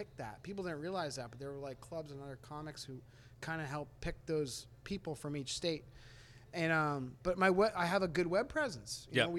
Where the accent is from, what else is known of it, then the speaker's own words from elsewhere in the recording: New England, United States; I talk about the fact that I am from New England, but I'm not necessarily a New England stereotype, and I like talking about being from this part of the country.